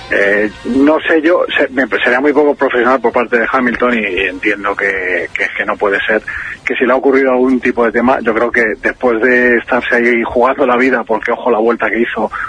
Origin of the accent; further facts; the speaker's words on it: Asturias, Spain; Yo me soy uno de Asturias